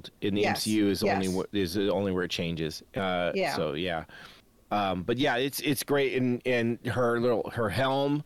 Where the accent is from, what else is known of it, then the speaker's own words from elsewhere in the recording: California, United States; as a Californian